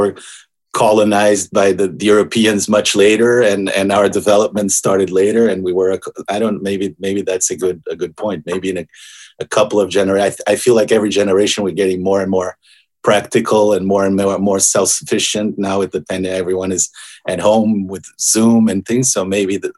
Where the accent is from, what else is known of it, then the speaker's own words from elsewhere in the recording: Rio de Janeiro, Brazil; moved away as an adult; also born or lived in Boston, United States; now in Los Angeles, United States; I'm originally from Brazil. I grew up in Rio, but I've been in the US for almost 24 years altogether.